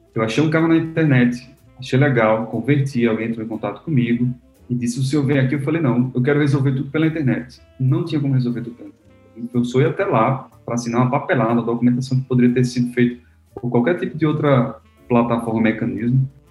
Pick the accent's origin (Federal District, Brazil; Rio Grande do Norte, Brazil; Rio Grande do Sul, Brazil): Rio Grande do Norte, Brazil; Natal; eu sou de Natal, Rio Grande do Norte, então sou um potiguar